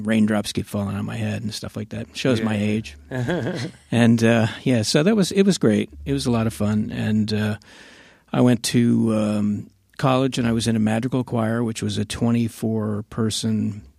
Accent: Miami, Florida, United States; I grew up in Miami.

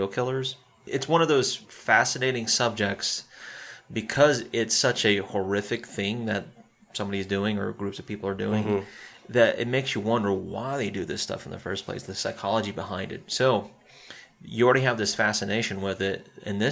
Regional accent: Spartanburg, South Carolina, United States; especially when you hear your hometown

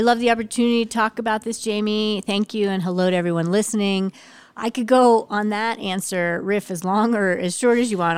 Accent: Washington, District of Columbia, United States; when we were growing up in Washington, D C

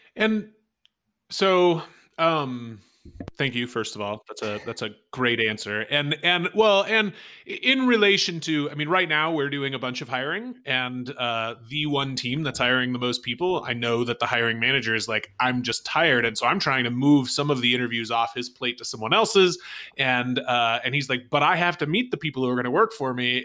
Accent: United States; as an American

